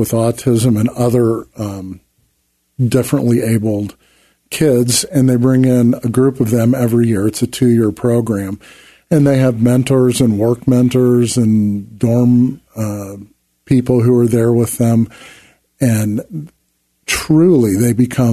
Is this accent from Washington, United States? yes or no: no; Columbus, Ohio, United States; moved away as an adult; also born or lived in Elgin, Illinois / Chicago, Illinois; now in Colorado, United States; I grew up in Columbus, Ohio